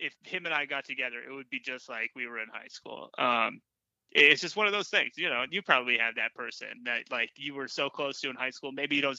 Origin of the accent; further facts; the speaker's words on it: California, United States; When I grew up in California